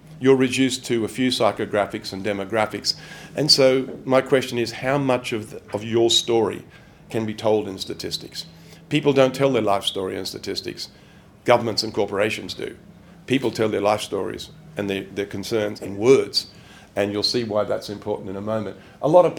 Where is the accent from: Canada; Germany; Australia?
Australia; moved away; I'm an Australian